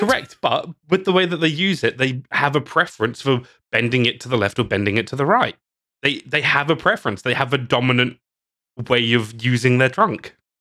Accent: England, United Kingdom; now in Australia; As an English person

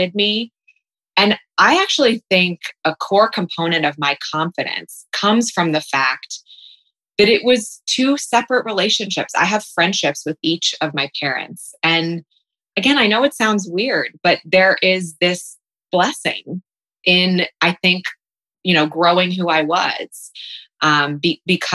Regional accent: Columbus, Ohio, United States; also born or lived in New York City; now in Columbus, United States; I was born in Columbus. I was born in Berwick. My parents divorced when I was young.

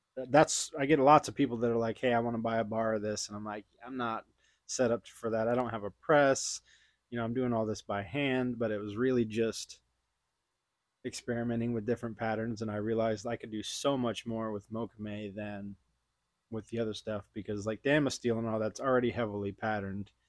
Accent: Houston, Texas, United States; also born or lived in Austin, Texas; I grew up in Houston

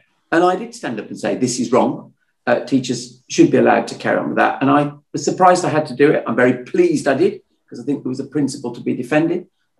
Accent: Birmingham, West Midlands, United Kingdom; moved away as an adult; also born or lived in London; I am a Brummie through and through. My parents were both Brummies, my grandparents, all four of them Brummies. So it was deeply, deeply in my blood. But obviously, I'd been away in London doing my John Lewis stuff. And I'd returned to the West Midlands, in a sense, in 2011.

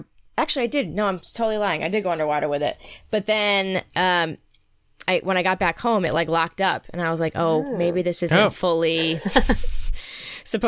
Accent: Connecticut, United States; I'm from the East Coast to Connecticut

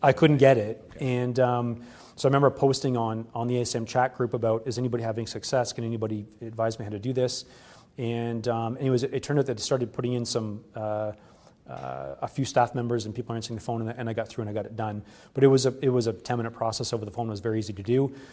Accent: Canada; being a Canadian

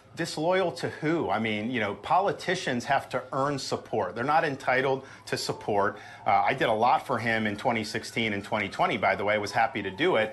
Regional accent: Florida, United States; I was born and raised in Florida

